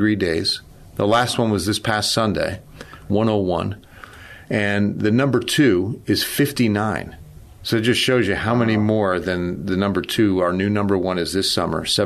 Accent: New Jersey, United States; moved away as an adult; also born or lived in Lake Charles, Louisiana; I grew up in New Jersey

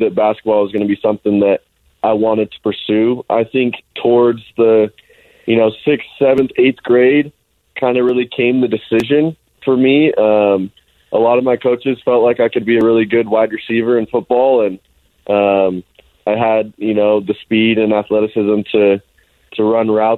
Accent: Alpine, Utah, United States; also born or lived in Highland, Utah; Most of the time I tell people I'm from Alpine because every time I told somebody I'm from Highland

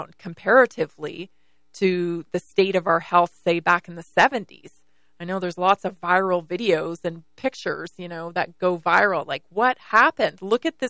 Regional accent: British Columbia, Canada; now in United States; growing up in British Columbia, Canada

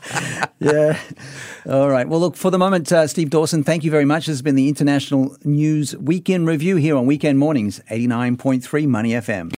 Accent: Sydney, New South Wales, Australia; now in Singapore; I'm from Sydney

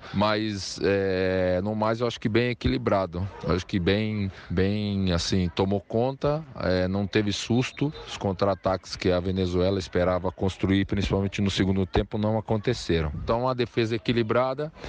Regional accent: Brazil; a gente, como brasileiro

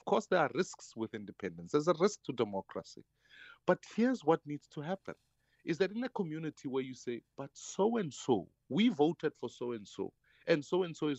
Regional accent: Soweto, Gauteng, South Africa; when I grew up in Dobsonville

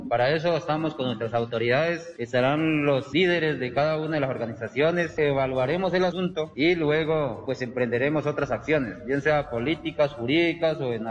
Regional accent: Colombia; somos colombianos.

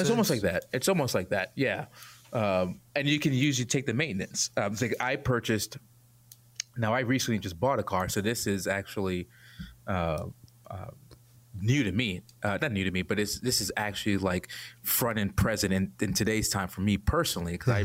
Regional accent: New York City, New York, United States; moved away as an adult; also born or lived in Atlanta, Georgia; born and raised in Brooklyn, New York.

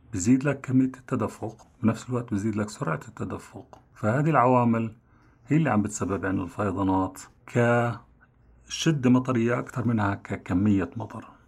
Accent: Jordan; عندنا في الأردن

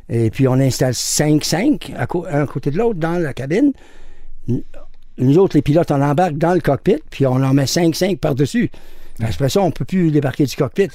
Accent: Montreal, Quebec, Canada; je suis revenu chez nous, à Montréal.

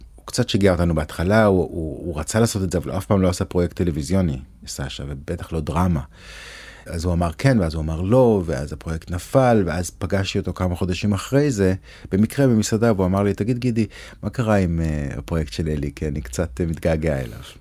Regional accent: Jerusalem, Jerusalem District, Israel; moved away as an adult; also born or lived in Tel Aviv / Ramat Gan / New York; now in Los Angeles, United States; נולדתי בירושלים, בבית הכרם, גדלתי בגבעה הצרפתית, אחרי הצבא עברתי לתל אביב.

